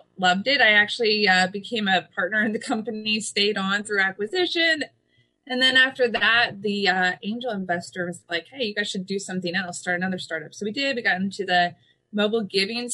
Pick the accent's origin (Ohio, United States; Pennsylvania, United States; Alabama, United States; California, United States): Pennsylvania, United States; now in Kansas City, United States; I'm originally from the East Coast, originally from Pennsylvania